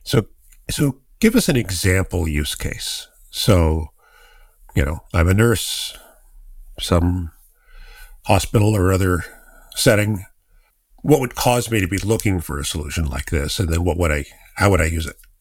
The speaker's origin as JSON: {"language": "English", "area": "Silicon Valley", "region": "California", "country": "United States", "tie": "born or raised there", "said": "I've been in Silicon Valley my entire life"}